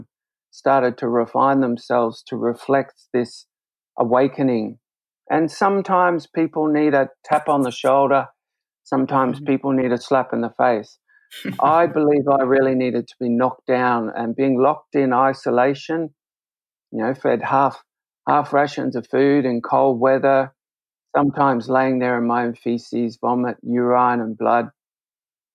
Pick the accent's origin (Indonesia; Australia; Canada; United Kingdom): Australia; Brisbane, Queensland; I grew up in Brisbane